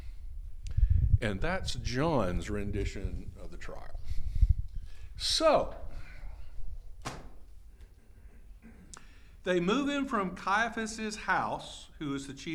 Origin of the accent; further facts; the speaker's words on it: Texas, United States; I'm Texan. I speak in hyperbole.